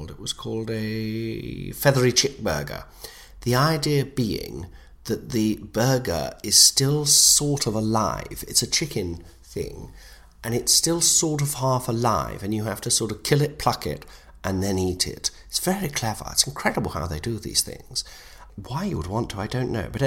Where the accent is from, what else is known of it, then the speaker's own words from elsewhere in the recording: Nottingham, East Midlands, United Kingdom; That's because I come from Nottingham, I won't lie, and I've always struggled to put in my ths.